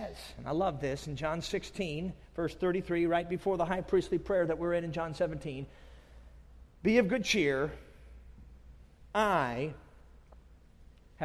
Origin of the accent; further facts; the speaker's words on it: Durango, Colorado, United States; moved away; I was born down in Durango